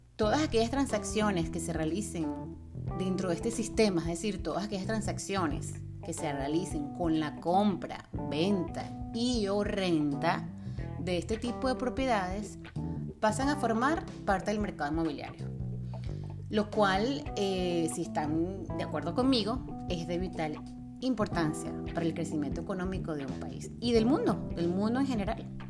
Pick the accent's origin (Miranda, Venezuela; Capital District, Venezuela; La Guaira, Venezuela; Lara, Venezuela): Capital District, Venezuela; Caracas; moved away as an adult; also born or lived in Mexico; now in Florida, United States; soy venezolana, nací en Venezuela, soy caraqueña, nací en Caracas